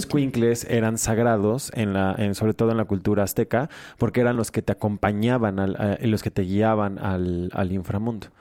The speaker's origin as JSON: {"language": "Spanish", "country": "Mexico"}